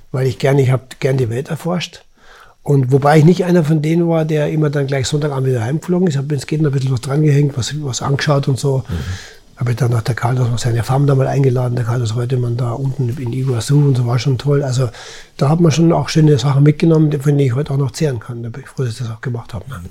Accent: Germany; als Deutsche

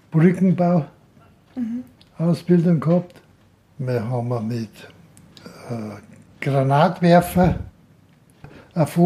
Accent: Heselwang, Bavaria, Germany; Und aufgewachsen bin ich in Heselwang, auf dem Bauernhof dann, weil sie da hingeheiratet hat.

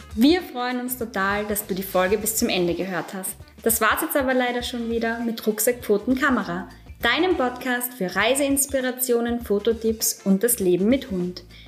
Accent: Austria; bei uns in Österreich

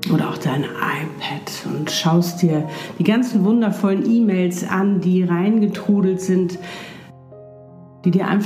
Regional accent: Hamburg, Germany; bin auch noch nicht in meinem Traum zu Hause in Südafrika, sondern ich bin noch hier in Hamburg in meiner Heimatstadt in einer wunderschönen Wohnung

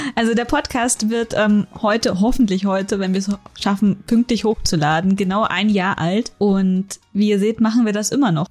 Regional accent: Northern Germany, Germany; now in Munich, Germany; ich bin in Norddeutschland aufgewachsen

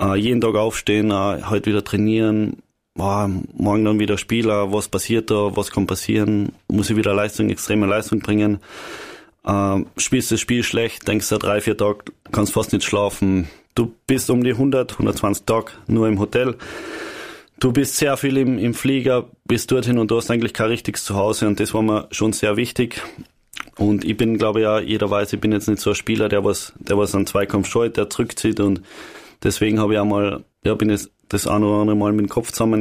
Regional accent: Carinthia, Austria; bei uns in Kern

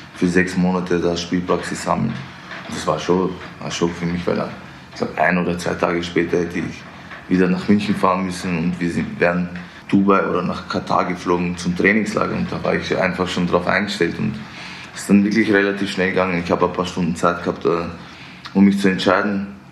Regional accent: Vienna, Austria; now in Munich, Germany; Ich Bin in Wien geboren, da aufgewachsen

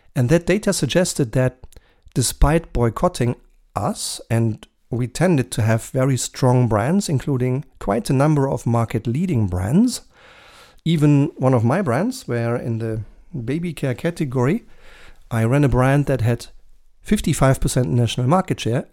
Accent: Germany; in my home country, Germany

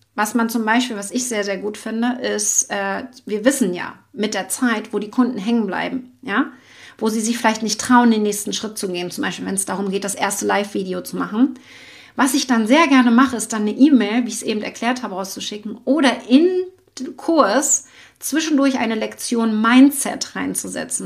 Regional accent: Schwerin, Mecklenburg-Vorpommern, Germany; ich bin ja aus Mecklenburg-Vorpommern in Schwerin

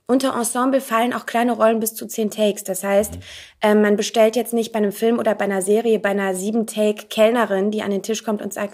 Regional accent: North Rhine-Westphalia, Germany; Aus der Nähe von Aachen.

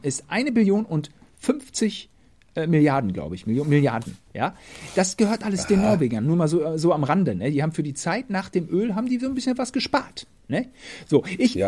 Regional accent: Germany; als Deutscher

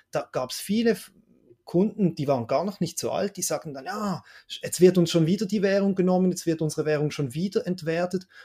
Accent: Switzerland; Also meine erste erste Erinnerung oder letzte Erinnerung an Teuerung hier in der Schweiz ist, wenn ich als Kind am Kiosk das Mickey Mouse gekauft, gekauft habe

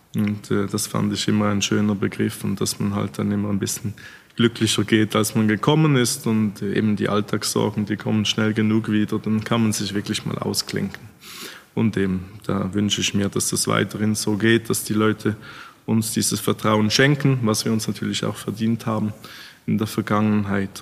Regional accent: Switzerland; als Schweizer

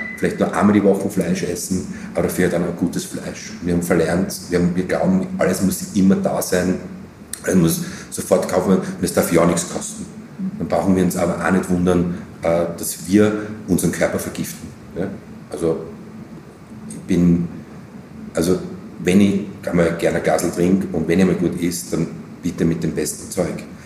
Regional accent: Graz, Styria, Austria; now in Vienna, Austria; als Grazer, als Steirer

